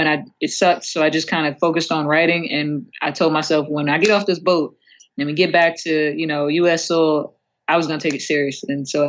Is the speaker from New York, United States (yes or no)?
yes; Long Island, New York, United States; moved away; also born or lived in Staten Island, New York / Massachusetts / Maryland; I was a kid, scrappy kid from New York. I was born in Staten Island. I grew up out on Long Island. I bounced around a little bit. I lived up in Massachusetts for like a year. I lived in Maryland for like a year.